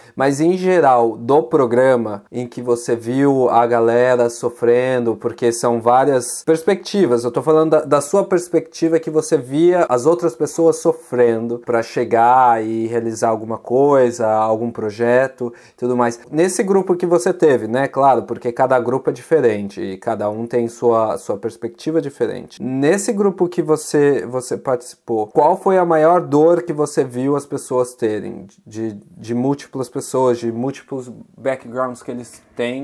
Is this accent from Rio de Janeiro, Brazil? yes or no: no; São Paulo, Brazil; moved away as an adult; now in Netherlands; sou de São Paulo, moro em uma cidadezinha da Holanda chamada Trek